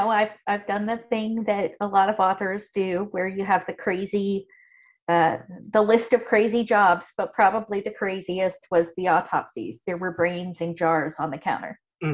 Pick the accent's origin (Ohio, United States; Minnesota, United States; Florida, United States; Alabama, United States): Ohio, United States; I grew up in a small town in Ohio.